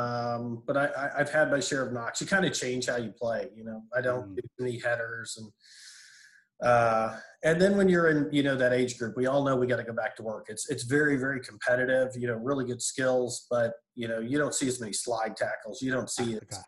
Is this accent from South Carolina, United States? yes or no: no; Kansas City, Missouri, United States; moved away as an adult; also born or lived in Killeen, Texas; now in Austin, United States; I grew up in Kansas City, Missouri.